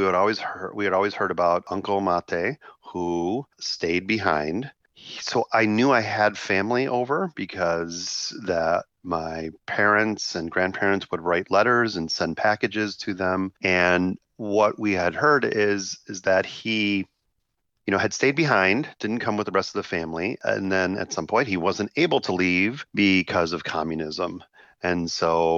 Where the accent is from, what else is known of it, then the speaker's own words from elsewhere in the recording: Chicago, Illinois, United States; I grew up in Chicago in a neighborhood with Slovak and Slovak American culture